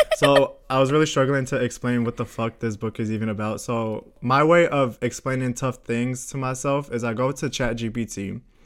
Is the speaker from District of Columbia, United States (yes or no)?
no; Florida, United States; now in Sweden; I'm from Florida